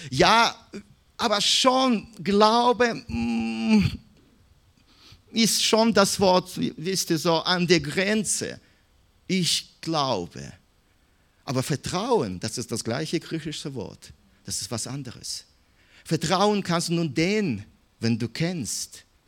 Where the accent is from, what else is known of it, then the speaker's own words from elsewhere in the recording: Minsk, Belarus; German is a second language; moved away; ich bin in Minsk geboren